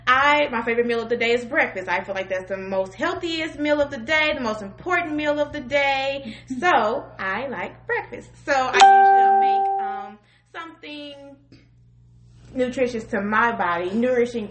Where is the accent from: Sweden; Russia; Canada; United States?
United States; Collinsville, Illinois; I am from Southern Illinois, more so around the Collinsville, East St. Louis area